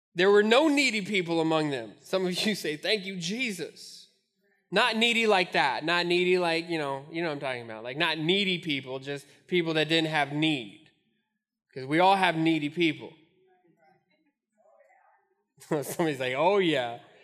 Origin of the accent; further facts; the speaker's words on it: Albuquerque, New Mexico, United States; now in Omaha, United States; growing up in Albuquerque, we had the Albuquerque Dukes